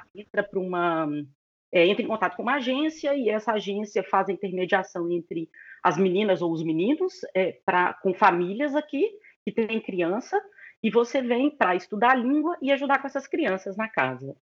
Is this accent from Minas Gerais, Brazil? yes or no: yes; Belo Horizonte, Minas Gerais, Brazil; moved away as an adult; also born or lived in Cologne, Germany; now in Berlin, Germany; nasci e cresci em BH, em Minas